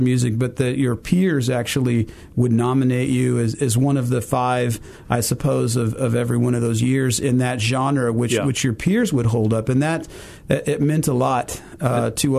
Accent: Fort Smith, Arkansas, United States; moved away as an adult; also born or lived in Jonesboro, Arkansas; now in Memphis, United States; I came from Fort Smith, Arkansas. That's where I grew up, did the bulk of my growing up, sixth grade all the way through high school

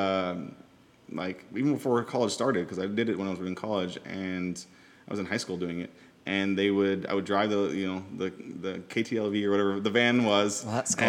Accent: northern Minnesota, United States; moved away as an adult; now in Los Angeles, United States; I am from a tiny town in northern Minnesota, which, I mean, the town is, it's Faustin, Minnesota

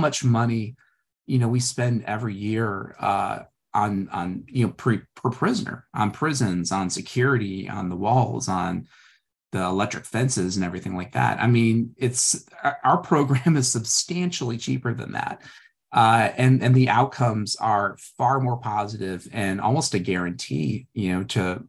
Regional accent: St. Louis, Missouri, United States; I'm from St. Louis, very blue collar family

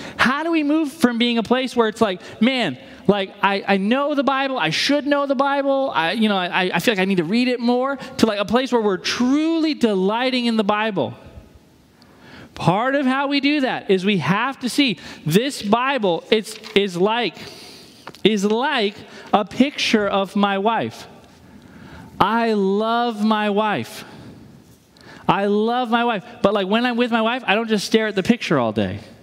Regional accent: New England, United States; moved away; I'm from New England.

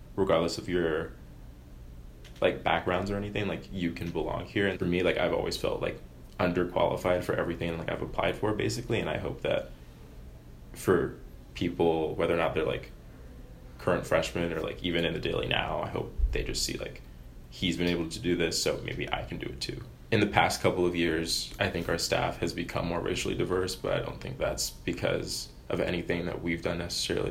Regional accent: Laurel, Maryland, United States; moved away; I'm from Laurel, Maryland

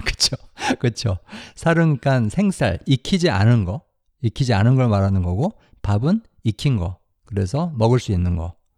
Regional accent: South Korea; now in United States; 다 한국 사람입니다. 한국에서 자랐고 그런데 지금은 미국, 미국에서 살고 있어요

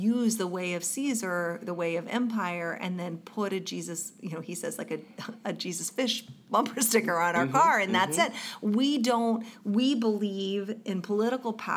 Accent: the South, United States; a typical white girl growing up in the South

